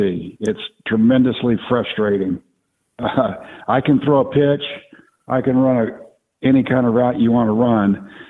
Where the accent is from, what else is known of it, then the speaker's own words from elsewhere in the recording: Oklahoma City, Oklahoma, United States; also born or lived in Tulsa; Yeah, well, actually, I was born in Tulsa and raised there until I was 6 years old. My dad divorced my mom, and my mom moved back to Oklahoma City